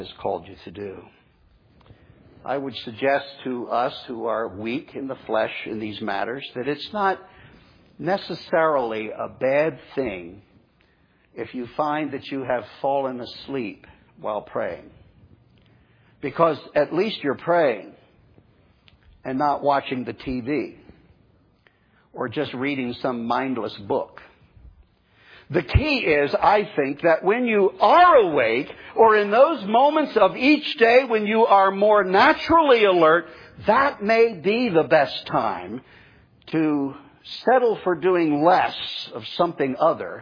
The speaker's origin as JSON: {"language": "English", "region": "New Jersey", "country": "United States", "tie": "born or raised there", "moved": "as an adult", "lives_now": "Florida, United States", "said": "up in my home state of New Jersey"}